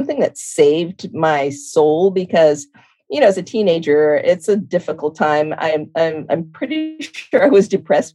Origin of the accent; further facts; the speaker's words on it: Los Angeles, California, United States; also born or lived in Las Vegas, Nevada; Then we moved to Los Angeles when I was 1 year old. And I was raised in LA, in Northeast LA of El Cerrino.